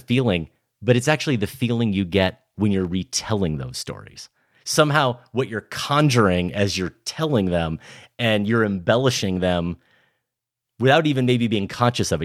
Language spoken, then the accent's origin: English; Iowa, United States; I'm growing up in Iowa in the late eighties and early nineties